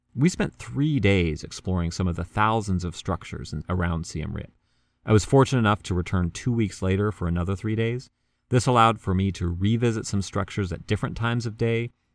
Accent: United States; I was born in the United States.

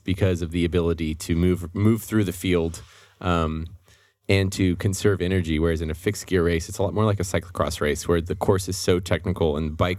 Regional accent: Austin, Texas, United States; I grew up in Austin without a car.

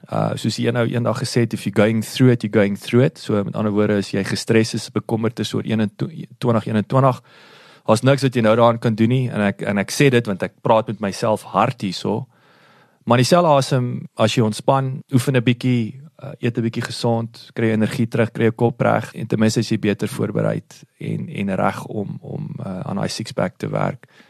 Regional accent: Kenhardt, Northern Cape, South Africa; ek is natuurlik in Kenhardt gebore

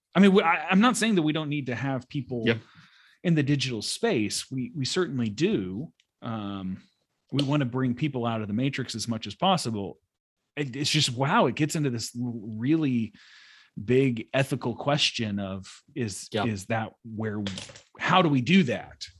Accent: United States; a Christian growing up in America

